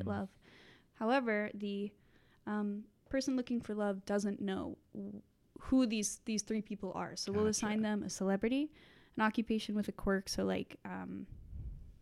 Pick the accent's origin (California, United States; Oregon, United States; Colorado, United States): Colorado, United States; moved away; also born or lived in Nebraska; I'm from Colorado